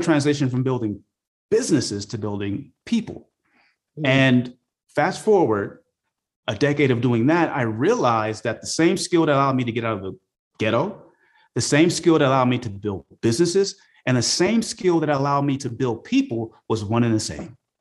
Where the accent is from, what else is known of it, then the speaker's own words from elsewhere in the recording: Oakland, California, United States; growing up in Oakland, California during the 80s, it was a rough place